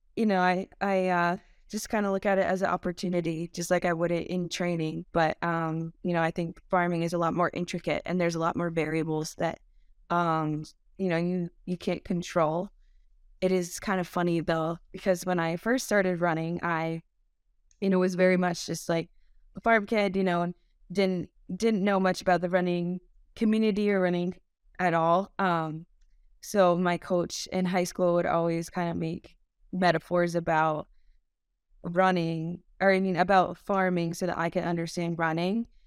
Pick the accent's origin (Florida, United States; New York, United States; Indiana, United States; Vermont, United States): Vermont, United States; Montgomery; I grew up in Montgomery, Vermont on a small Thai stall farm.